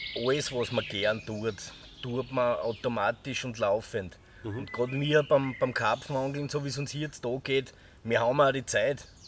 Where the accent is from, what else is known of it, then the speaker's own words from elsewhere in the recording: Irdning, Styria, Austria; ich komme aus der Scheiner Obersteiermark, speziell jetzt aus Irtning